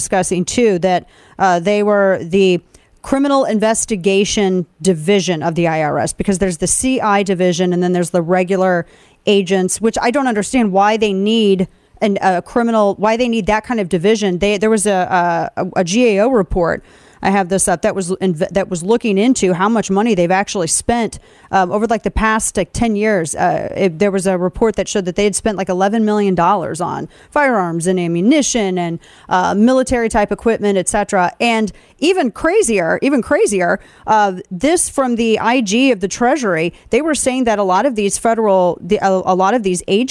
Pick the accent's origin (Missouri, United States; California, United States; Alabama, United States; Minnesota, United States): Missouri, United States; my home state of Missouri